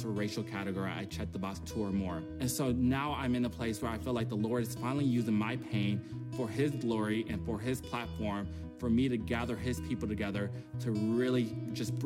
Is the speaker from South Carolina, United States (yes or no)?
no; Detroit, Michigan, United States; I grew up in Detroit, Michigan, which is predominantly Black